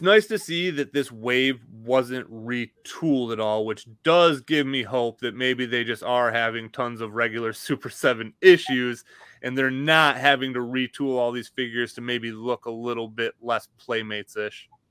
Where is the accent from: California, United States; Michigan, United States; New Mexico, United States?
Michigan, United States; moved away; I'm from Michigan, so anytime I go home, it's a four hour drive